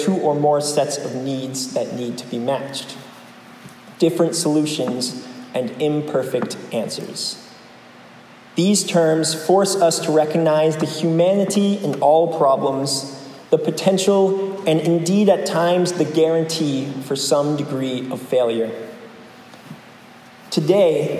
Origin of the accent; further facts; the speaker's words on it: New England, United States; I'm from New England, too.